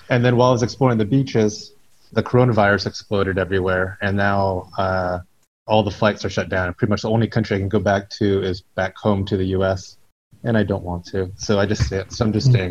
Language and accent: English; Seattle, Washington, United States; I'm on lockdown in Sri Lanka right now. So I'm from Seattle